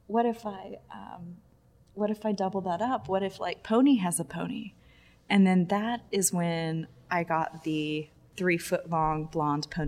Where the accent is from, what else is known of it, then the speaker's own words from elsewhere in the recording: Texas, United States; now in New York, United States; I grew up in Texas.